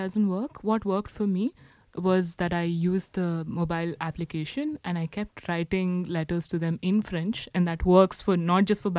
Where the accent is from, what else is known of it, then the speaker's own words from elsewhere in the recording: India; now in Paris, France; as an Indian citizen